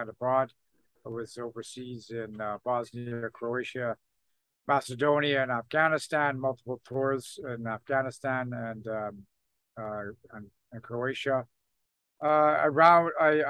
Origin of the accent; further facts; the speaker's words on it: British Columbia, Canada; moved away as an adult; also born or lived in Ontario / Vancouver / Victoria / Kitimat; I was born in Ontario, actually, and my folks moved out to BC when I was a kid. So I consider myself kind of a native of British Columbia.